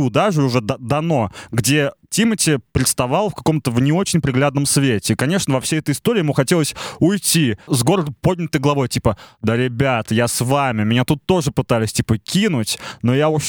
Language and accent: Russian; Kazakhstan; я казашка.